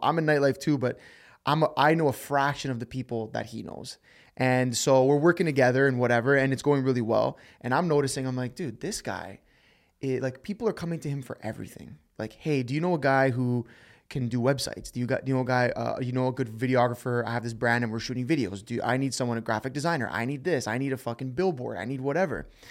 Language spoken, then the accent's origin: English; Toronto, Ontario, Canada; We're, we're from Toronto, Canada